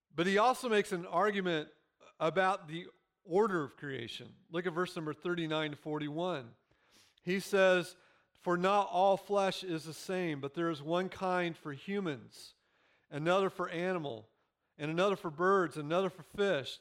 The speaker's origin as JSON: {"language": "English", "region": "Central Illinois", "country": "United States", "tie": "born or raised there", "moved": "yes", "said": "I grew up in Illinois. Literally, I grew up in the middle of cornfields. If you've been through Central Illinois"}